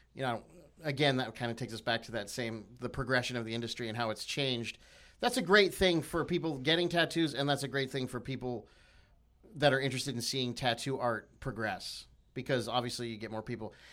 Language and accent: English; United States; I'm, I'm American